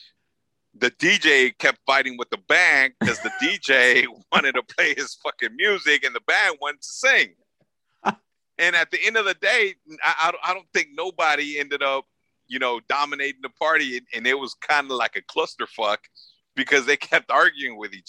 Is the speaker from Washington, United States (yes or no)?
no; Los Angeles, California, United States; I'm a kid from South LA, right? South Central LA.